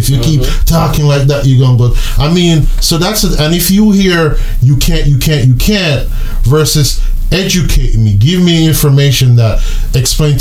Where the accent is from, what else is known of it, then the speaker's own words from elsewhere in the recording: Jamaica; moved away; also born or lived in New York; I'm Jamaican.